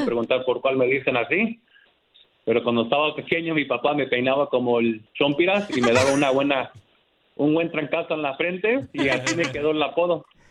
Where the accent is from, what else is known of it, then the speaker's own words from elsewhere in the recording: United States; also born or lived in Santa Ana, California; Yo normalmente nací aquí